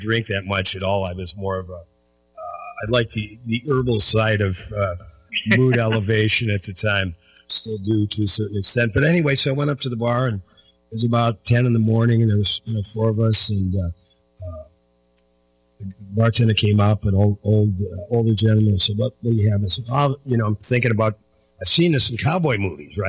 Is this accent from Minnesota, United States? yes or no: yes; near PolyMet, Iron Range, Minnesota, United States; now in Minneapolis, United States; Pauli Met, which is just a little bit east of my hometown